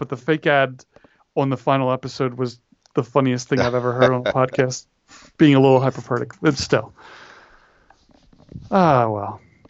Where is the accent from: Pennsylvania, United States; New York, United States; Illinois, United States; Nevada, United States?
Pennsylvania, United States; Philadelphia; moved away as an adult; also born or lived in Washington, D.C. / Southern California; I grew up in Philly and went to school in D.C.